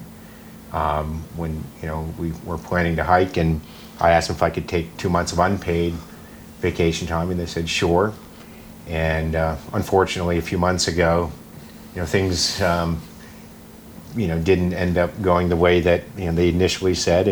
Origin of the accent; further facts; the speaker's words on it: Maine, United States; I grew up in Maine, an hour south of Mount Katahdin